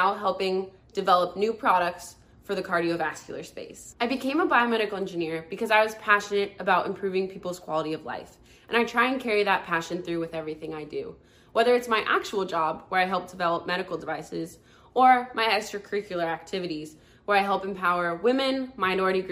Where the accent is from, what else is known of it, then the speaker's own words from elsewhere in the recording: California, United States; moved away as an adult; also born or lived in New York; I was raised in California and moved out to New York for college